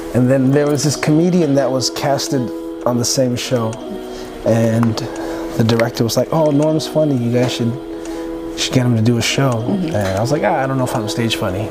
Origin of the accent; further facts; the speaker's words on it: Toronto, Ontario, Canada; I grew up in Scarborough mm -hmm. to a Seventh-day Adventist immigrant Filipino mother